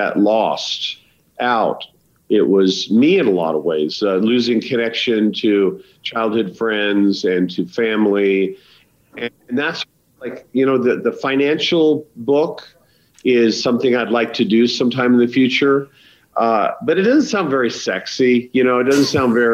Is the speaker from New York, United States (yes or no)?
no; Idaho, United States; also born or lived in Los Angeles; now in Wyoming, United States; I'm literally 2 hours from where I grew up in Idaho